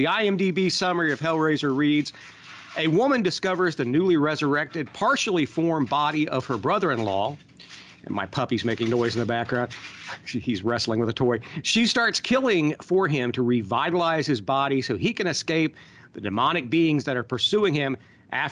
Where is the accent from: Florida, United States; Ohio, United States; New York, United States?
Ohio, United States; Southern; growing up in Southern Ohio, not close enough to Columbus or Cincinnati, we had one cinema, one drive-in